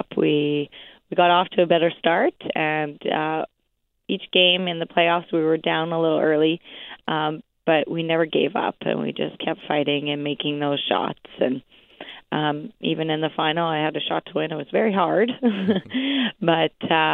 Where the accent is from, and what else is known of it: Gimli, Manitoba, Canada; born or raised there